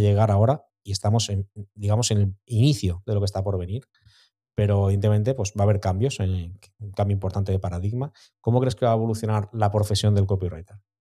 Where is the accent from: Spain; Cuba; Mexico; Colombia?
Spain; Santa Pola, Valencian Community; yo soy de Santa Pola